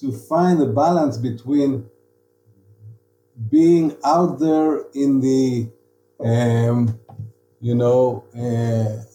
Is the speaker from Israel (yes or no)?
yes; Tel Aviv, Tel Aviv District, Israel; I was from Tel Aviv and I was a writer